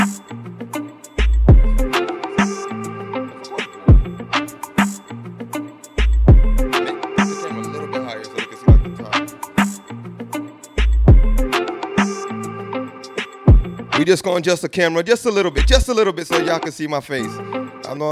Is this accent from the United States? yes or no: no; Costa Rica; I'm all the way from Costa Rica